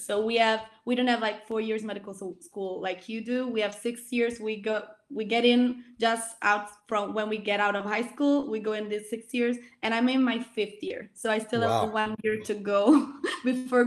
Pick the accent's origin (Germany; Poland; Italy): Italy; I grew up in Italy